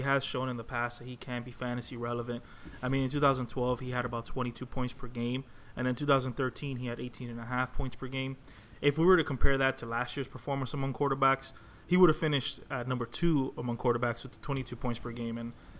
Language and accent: English; Miami, Florida, United States; We're all three from Miami.